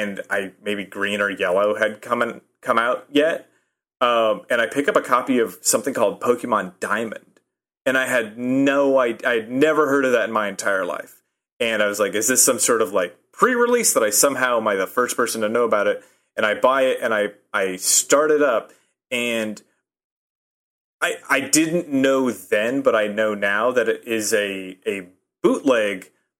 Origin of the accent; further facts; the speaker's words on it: Nebraska, United States; now in Chicago, United States; I'm from Nebraska.